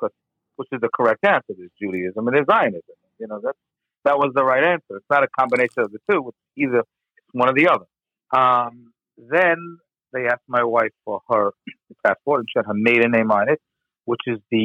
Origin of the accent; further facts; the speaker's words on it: United States; I'm just a Jew. I'm an American